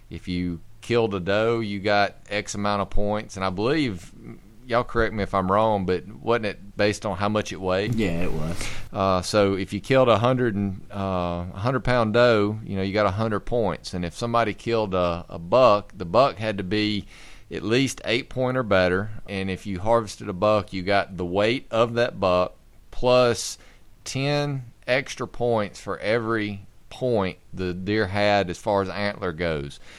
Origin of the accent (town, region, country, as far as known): Tyler, Alabama, United States